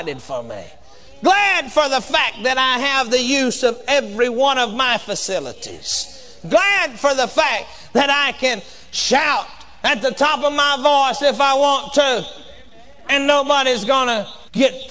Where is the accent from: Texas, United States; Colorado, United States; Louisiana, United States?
Texas, United States; I come from Texas, and we say whooping down there where I come from